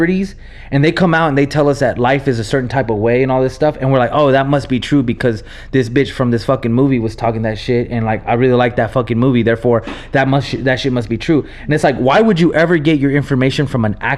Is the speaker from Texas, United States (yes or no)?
yes; Texas, United States; born or raised there; English is a second language; also born or lived in Nebraska